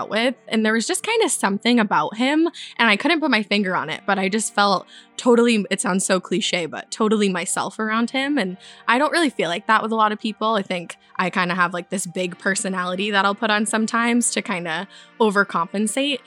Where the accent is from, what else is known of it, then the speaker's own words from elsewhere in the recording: Easton, Massachusetts, United States; I am from Easton. It's a town right outside of Boston